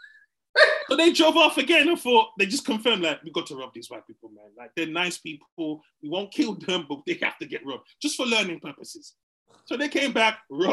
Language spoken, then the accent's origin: English; England, United Kingdom; I grew up in England